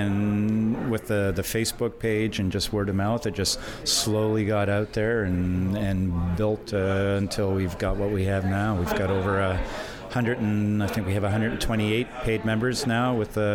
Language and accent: English; Montreal, Quebec, Canada; now in Halifax, Canada; growing up in Montreal on the West Island